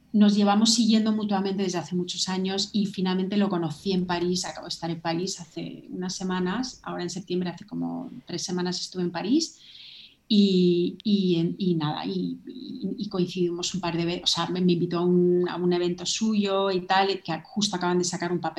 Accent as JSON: {"language": "Spanish", "country": "Ireland", "tie": "born there", "said": "pues yo nací en Irlanda y tengo como una conexión muy, muy fuerte emocional con Irlanda."}